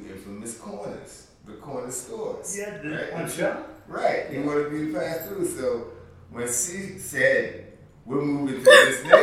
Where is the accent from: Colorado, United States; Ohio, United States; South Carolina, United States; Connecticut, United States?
South Carolina, United States; Charleston; moved away as an adult; now in Greenville, United States; I'm from Charleston.